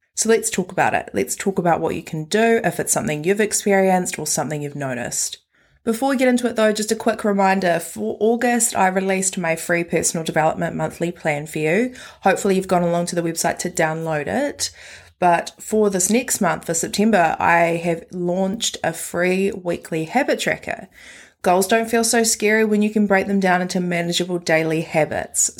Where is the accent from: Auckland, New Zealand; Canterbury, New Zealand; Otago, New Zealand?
Canterbury, New Zealand; Christchurch; I was born and raised in Christchurch